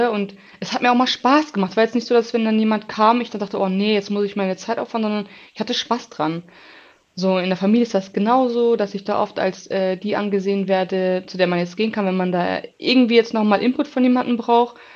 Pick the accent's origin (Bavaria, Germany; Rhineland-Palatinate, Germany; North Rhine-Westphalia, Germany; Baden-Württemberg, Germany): North Rhine-Westphalia, Germany; Bochum; ich bin 29 Jahre alt, bin geboren in Bochum, auch oft aufgewachsen in Bochum.